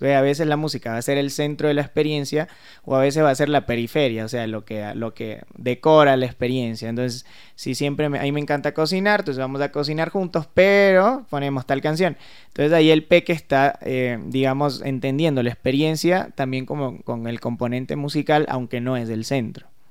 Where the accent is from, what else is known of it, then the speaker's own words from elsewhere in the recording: Venezuela; yo soy venezolano